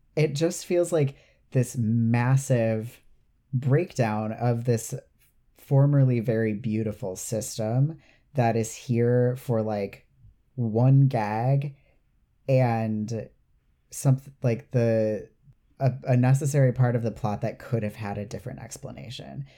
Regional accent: United States

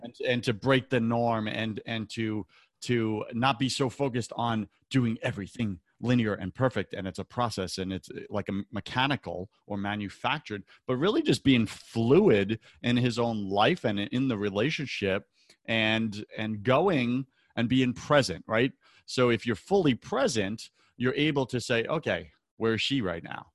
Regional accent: Long Island, New York, United States; growing up on Long Island

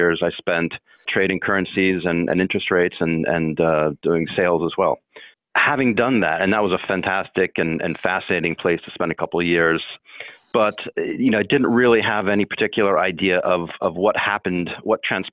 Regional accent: Baltimore, Maryland, United States; moved away; I'm from the Baltimore area originally

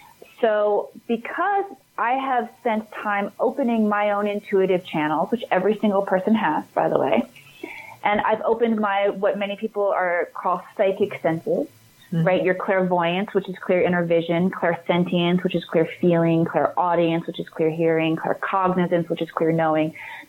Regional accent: Midwest, United States; moved away as an adult; also born or lived in Hollywood; I grew up in the Midwest. I hightailed it to Hollywood when I was 19. I quit college.

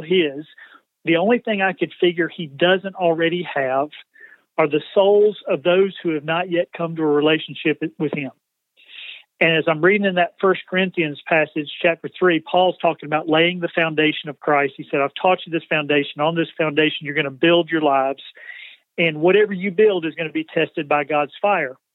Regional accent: LaGrange, Georgia, United States; moved away as an adult; now in Spartanburg, United States; Home is, up until the last 2 weeks, was in LaGrange, Georgia, about an hour south of Atlanta

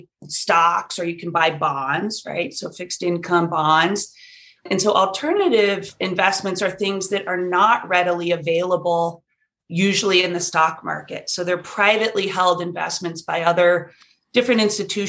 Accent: Colorado, United States; also born or lived in Texas; I grew up in Colorado. I spent some time in Texas

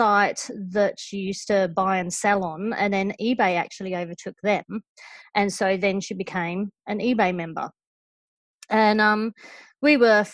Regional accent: England, United Kingdom; also born or lived in Western Australia; now in Victoria, Australia; the way that I say auction because I'm from England

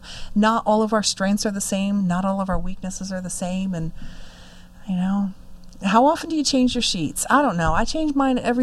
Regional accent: New Jersey, United States; I'm from Jersey

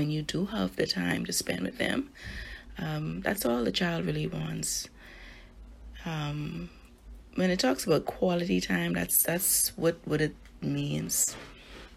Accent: Nassau, New Providence, Bahamas; I was born and raised in Nassau, Bahamas.

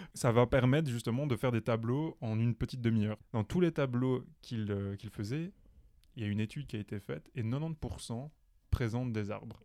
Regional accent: Belgium; chez nous en Belgique

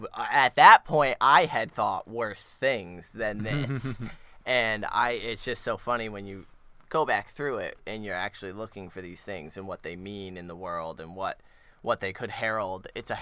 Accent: Northeast, United States; And, I mean, we grew up in the Northeast.

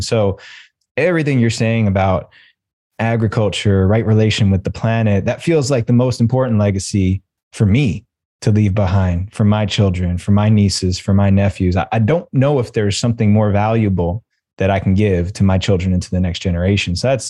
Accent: New York, United States; And we were 17, 18 years old, and we were all growing up in the New York City suburbs.

